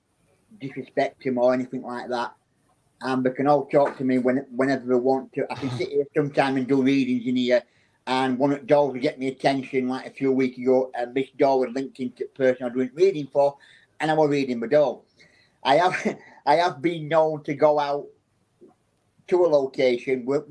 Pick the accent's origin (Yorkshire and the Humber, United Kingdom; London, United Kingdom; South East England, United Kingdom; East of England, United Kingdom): Yorkshire and the Humber, United Kingdom; Barnsley; I'm from a little town in England called Barnsley, which is in County of South Yorkshire